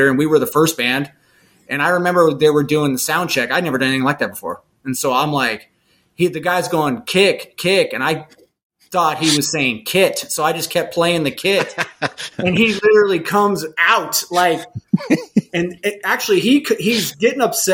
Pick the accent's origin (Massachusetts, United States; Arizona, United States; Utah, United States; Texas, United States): Arizona, United States; Lake Havasu City; my hometown in Lake Havasu